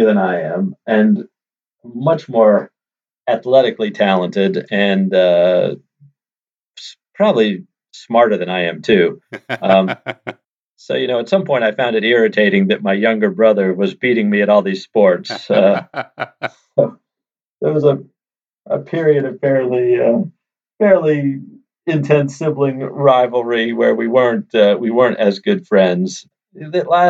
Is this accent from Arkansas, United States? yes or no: no; suburban Maryland, United States; also born or lived in Washington, D.C. / southern Vermont; now in Vermont, United States; I was born in D.C., actually, and my parents were both teachers. And before I was born, they bought an old farmhouse in southern Vermont to use as a summer place. So, from the time I was born, I spent the school years in suburban Maryland